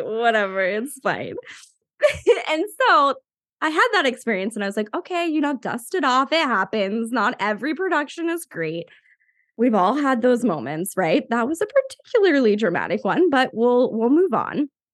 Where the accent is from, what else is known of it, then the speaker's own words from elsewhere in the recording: Maine, United States; also born or lived in New York; now in Salem, United States; I'm originally from Maine, but I live in the Salem, Massachusetts area now after a little stint in New York.